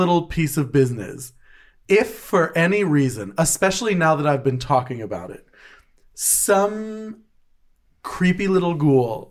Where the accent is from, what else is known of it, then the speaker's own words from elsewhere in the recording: New Jersey, United States; We're from New Jersey